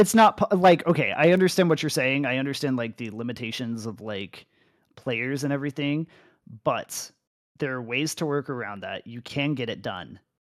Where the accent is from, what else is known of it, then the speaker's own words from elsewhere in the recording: United States; moved away as an adult; also born or lived in Arizona; I come from North America